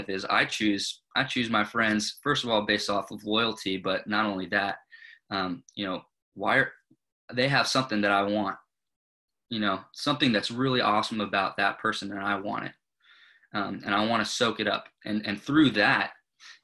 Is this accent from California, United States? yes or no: yes; Thousand Oaks, California, United States; I grew up in Thousand Oaks, California